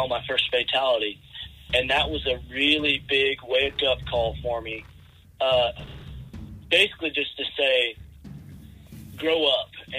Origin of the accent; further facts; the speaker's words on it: Hydro, Oklahoma, United States; I'm from Hydro, Oklahoma